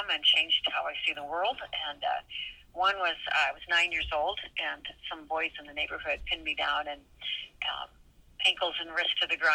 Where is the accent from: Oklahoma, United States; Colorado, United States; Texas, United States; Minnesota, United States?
Minnesota, United States; grew up in Upper Midwest in Minnesota.